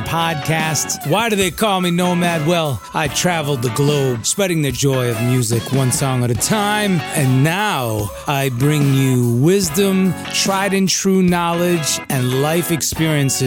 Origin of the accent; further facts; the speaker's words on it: Long Island, New York, United States; I grew up on Long Island